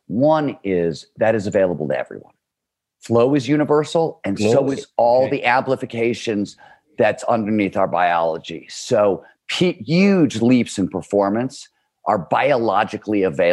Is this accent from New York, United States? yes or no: no; Cleveland, Ohio, United States; I grew up in Cleveland, Ohio, wanted to be a writer